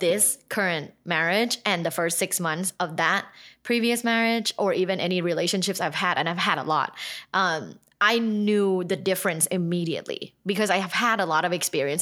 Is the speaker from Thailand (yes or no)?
yes; Thailand; I'm from Thailand.